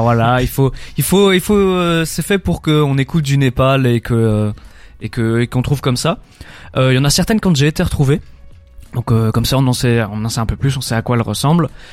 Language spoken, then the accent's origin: French; Belgium; on est belge.